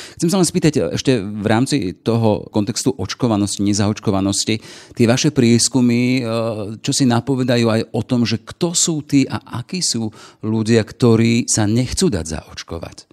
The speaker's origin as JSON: {"language": "Slovak", "country": "Slovakia", "said": "my Slováci"}